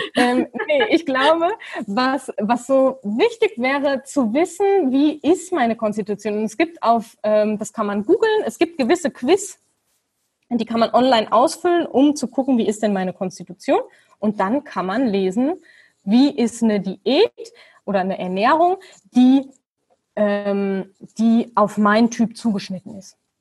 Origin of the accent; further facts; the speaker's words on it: Germany; moved away; ich bin Deutsche